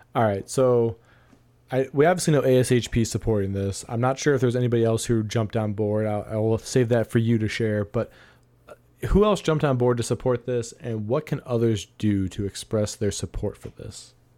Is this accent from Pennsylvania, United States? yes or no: no; Ohio, United States; here in my home state of Ohio